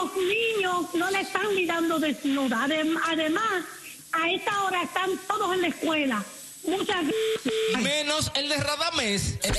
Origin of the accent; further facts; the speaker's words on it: Guadalajara, Jalisco, Mexico; soy de Guadalajara